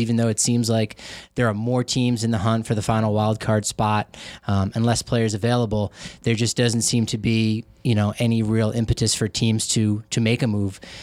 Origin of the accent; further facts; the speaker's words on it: Colorado, United States; I was from Colorado